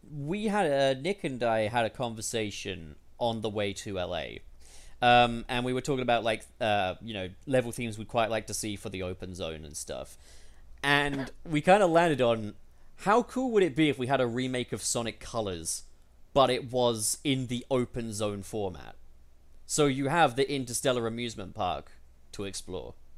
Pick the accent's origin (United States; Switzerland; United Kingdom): United Kingdom; as a British person